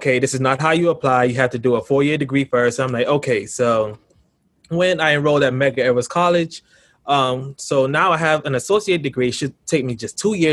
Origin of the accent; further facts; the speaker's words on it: Grenada; moved away as an adult; now in Brooklyn, United States; I'm from Brooklyn, New York, but by way of Grenada in the Caribbean. So I moved to Grenada when I was 7. And, you know, I lived most of my life there